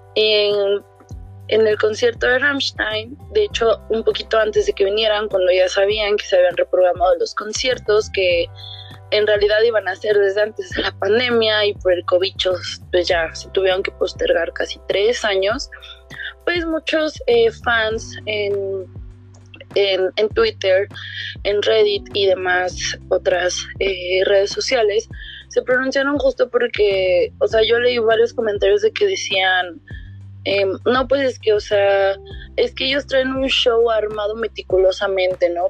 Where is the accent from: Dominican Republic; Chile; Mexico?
Mexico; todo lo que nos llena como mexicanos